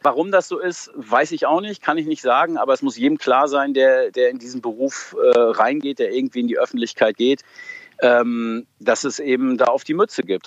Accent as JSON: {"language": "German", "area": "Emsland", "region": "Lower Saxony", "country": "Germany", "tie": "born or raised there", "said": "Ich, ich komme aus dem Emsland, bin da groß geworden"}